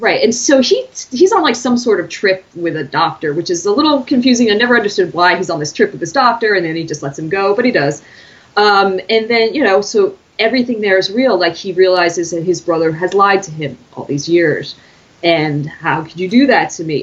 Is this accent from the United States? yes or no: yes; United States; as an American